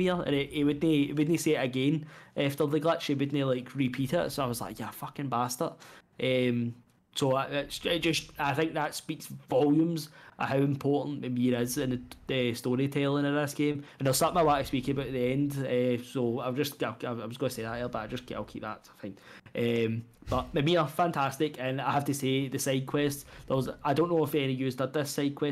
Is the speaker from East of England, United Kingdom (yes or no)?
no; Scotland, United Kingdom; being Scottish